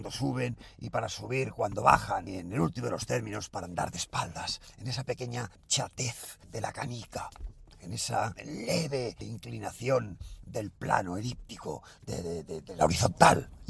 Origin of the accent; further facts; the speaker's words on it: Galicia, Spain; Sí, pero, claro, como soy gallego, pues a lo mejor usted no sabe si estoy diciendo la verdad o estoy diciendo la mentira